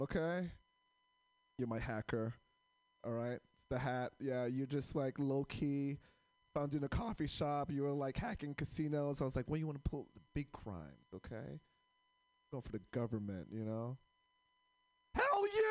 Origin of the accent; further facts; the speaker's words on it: New York, United States; now in Portland, United States; I'm from New York